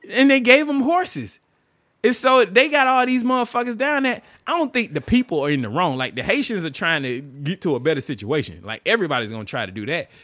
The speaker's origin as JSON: {"language": "English", "country": "United States", "said": "me as an American"}